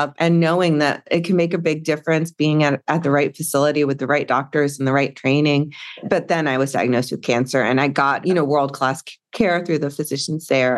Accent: North Carolina, United States; I grew up in North Carolina, a relatively rural area

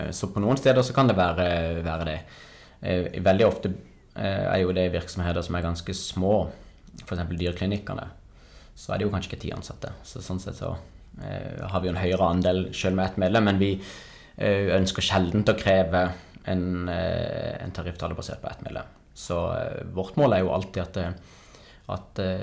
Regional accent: Kristiansand, Agder, Norway; jeg er kristiansander

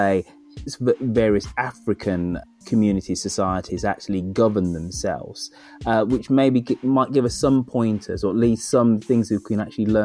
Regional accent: United Kingdom; as a Brit

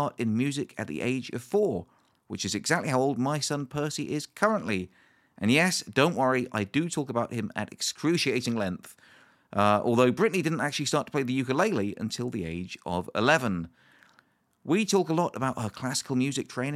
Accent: Bournemouth, South West England, United Kingdom; moved away; Bournemouth, my hometown

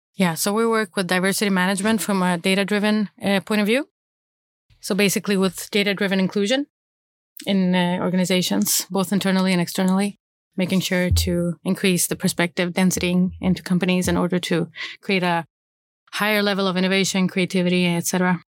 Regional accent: Malmö, Skåne, Sweden; I grew up in Rosengård in Malmö with parents.

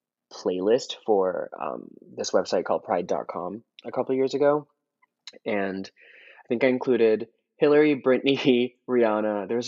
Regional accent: India; now in United States; obviously I was growing up in India, and it's not like the same songs that that were playing on the radio here in the US would be playing in India.

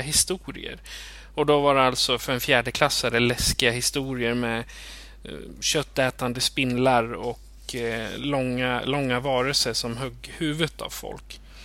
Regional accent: Eskilstuna, Södermanland, Sweden; jag är född och uppvuxen i Eskilstuna

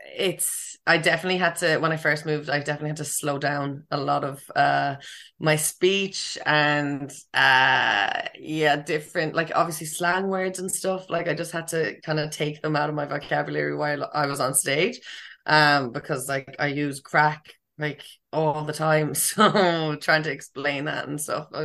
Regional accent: Galway, Connacht, Ireland; moved away as an adult; now in Vancouver, Canada; I'm from Galway

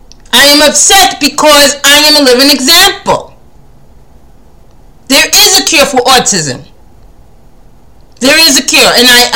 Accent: India; And to be quite honest, I am also Indian. I'm just a great mix.

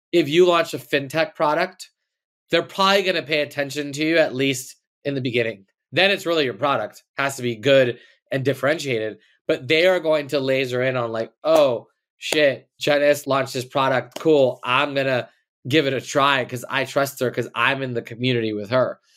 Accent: Los Angeles, California, United States; I grew up in L A. I'm born and raised here

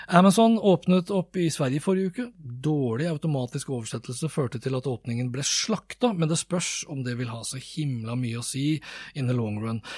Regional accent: Norway; jeg er jo nordmann

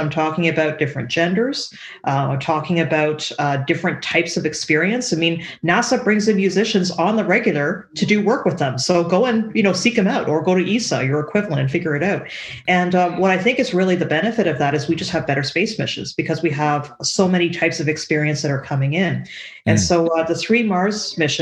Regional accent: Canada; I am a Canadian

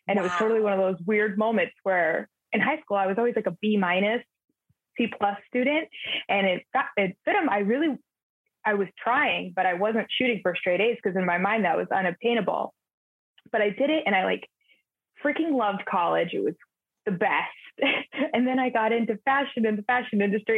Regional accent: Southern California, United States; I'm born and raised in Southern California

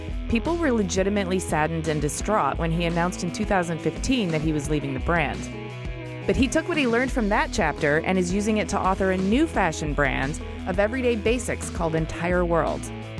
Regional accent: Michigan, United States

